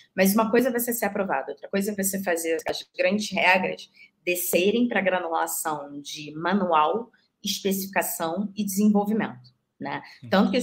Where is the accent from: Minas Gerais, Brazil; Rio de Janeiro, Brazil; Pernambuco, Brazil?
Rio de Janeiro, Brazil; moved away as an adult; now in São Paulo, Brazil; sou carioca louca por praia